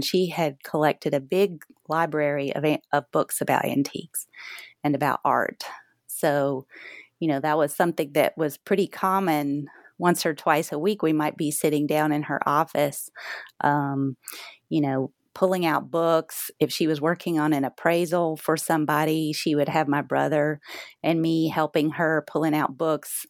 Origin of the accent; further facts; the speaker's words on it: the South, United States; growing up in the South